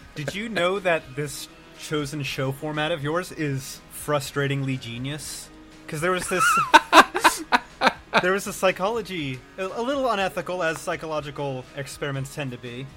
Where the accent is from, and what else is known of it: United States